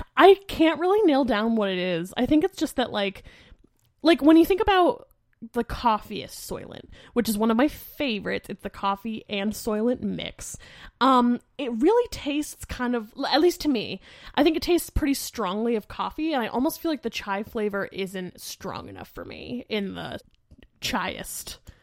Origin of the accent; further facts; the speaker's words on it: Lehigh Valley, Pennsylvania, United States; So, I grew up in Lehigh Valley, which is, like, maybe a two-hour drive from Philly